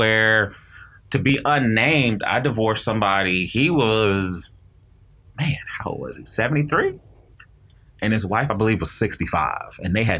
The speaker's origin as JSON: {"language": "English", "region": "North Carolina", "country": "United States", "said": "I'm originally from North Carolina."}